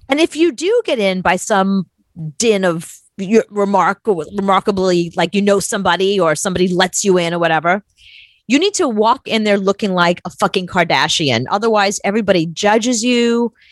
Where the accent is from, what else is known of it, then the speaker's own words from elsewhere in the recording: New York, United States; as a New Yorker, someone who grew up looking to the Hamptons